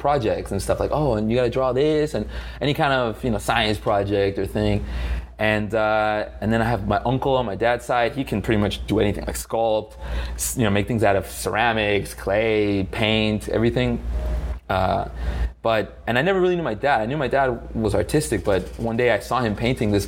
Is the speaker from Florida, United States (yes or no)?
yes; Miami, Florida, United States; also born or lived in Italy; I was born in Miami